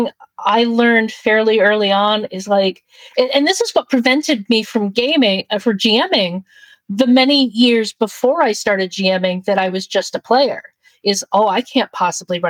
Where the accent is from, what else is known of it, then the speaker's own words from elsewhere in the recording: New York, United States; I'm from New York